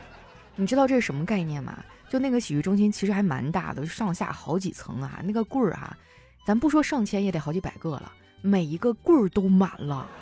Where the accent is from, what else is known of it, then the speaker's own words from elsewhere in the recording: Harbin, Heilongjiang, China; 我作为一个土生土长的哈这块的人，